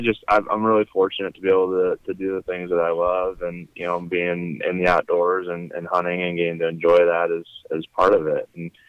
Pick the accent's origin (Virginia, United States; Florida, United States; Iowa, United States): Iowa, United States; Fairfield; I am from Fairfield, Iowa, which is in southeast Iowa. And grew up there, went to high school there